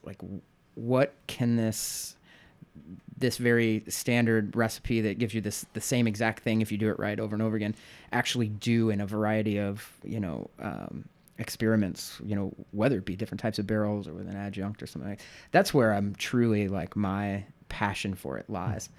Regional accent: St. Louis, Missouri, United States; moved away as an adult; also born or lived in New York City; now in Chicago, United States; I'm from Saint Louis originally

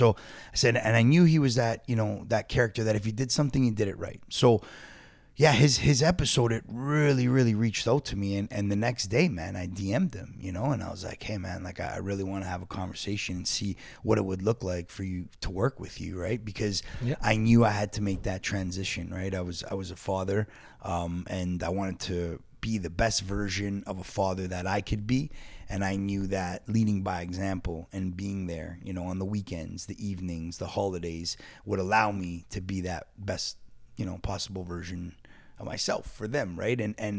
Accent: Toronto, Ontario, Canada; School. Dufferin and Sinclair, originally.

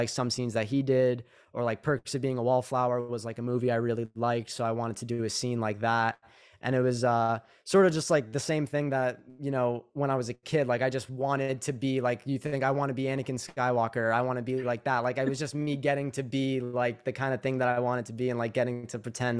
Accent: New York City, New York, United States; now in New Jersey, United States; I grew up in Staten Island

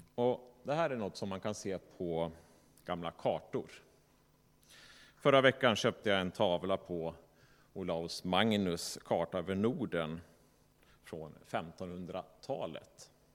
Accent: Sweden; som vi svenskar

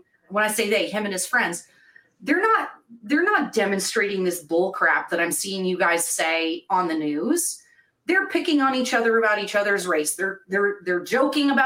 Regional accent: Vermont, United States; moved away; growing up in Vermont, that is 99.9% white

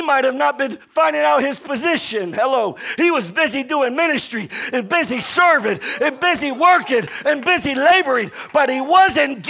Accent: Florida, United States; now in Texas, United States; I'm from Florida

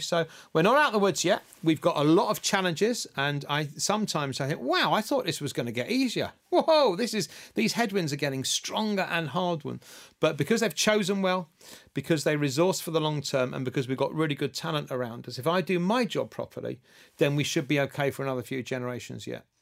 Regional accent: Scotland, United Kingdom; moved away as an adult; also born or lived in Cincinnati; I'm as Scottish as a Scottish thing

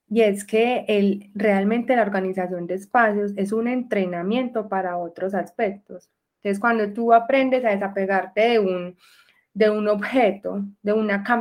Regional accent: Medellín, Antioquia, Colombia; Bueno, yo soy de Medellín, vivo en Medellín y en este momento estoy viviendo en la parte rural de Medellín, se llama Santa Elena, vivo en el campo

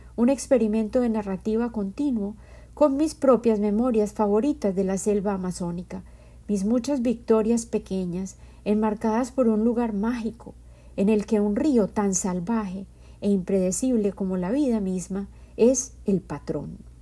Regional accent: Medellín, Antioquia, Colombia; Yo soy colombiana y en mi cultura

